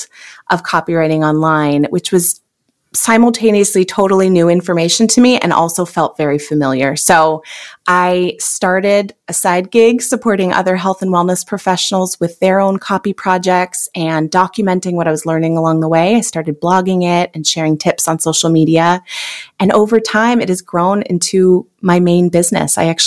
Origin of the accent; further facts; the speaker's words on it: California, United States; now in Minneapolis, United States; I'm originally from California.